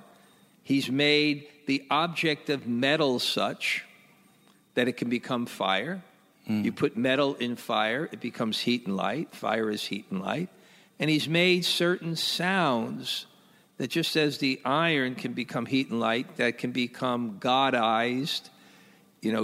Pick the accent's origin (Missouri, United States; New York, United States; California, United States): New York, United States; New York City; when I was young, and I grew up in Brooklyn